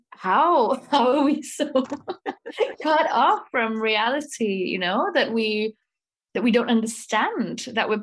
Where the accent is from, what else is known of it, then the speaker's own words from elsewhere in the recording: Wales, United Kingdom; now in Prague, Czech Republic; I am from Wales, although I live in Prague in the Czech Republic at the moment